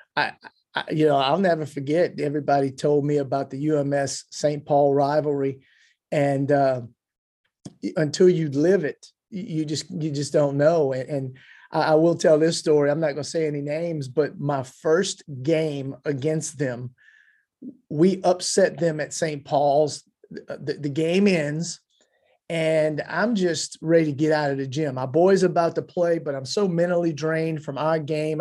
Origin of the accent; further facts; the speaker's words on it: Louisiana, United States; I, am a Louisiana boy